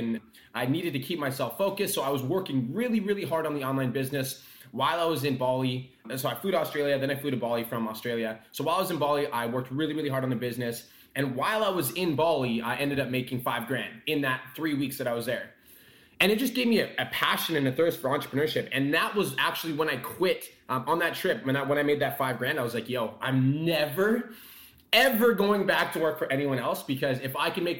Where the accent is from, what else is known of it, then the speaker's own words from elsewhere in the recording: Calgary, Alberta, Canada; I was born and raised in Calgary